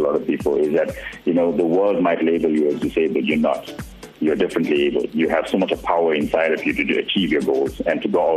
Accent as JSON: {"language": "English", "town": "Durban", "region": "KwaZulu-Natal", "country": "South Africa", "said": "I'm proudly South African"}